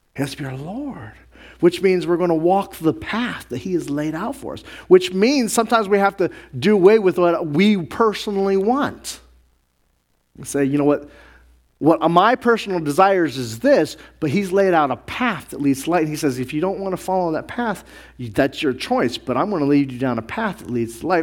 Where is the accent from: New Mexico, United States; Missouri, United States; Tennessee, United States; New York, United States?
New Mexico, United States; I grew up around the Native Americans, Navajo and Zuni, and being up in New Mexico